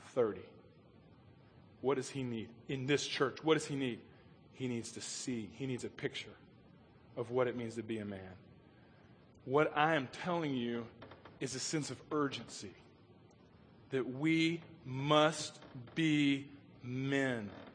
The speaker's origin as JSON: {"language": "English", "town": "Chattanooga", "region": "Tennessee", "country": "United States", "tie": "born or raised there", "said": "we grew up on Lookout Mountain uh, outside of Chattanooga"}